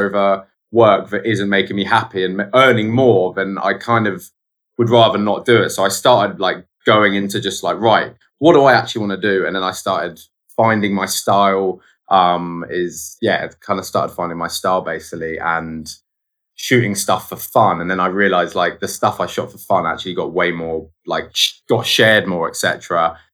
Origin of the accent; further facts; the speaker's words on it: Guildford, South East England, United Kingdom; also born or lived in London; I grew up just outside of London, but like in a place called Guildford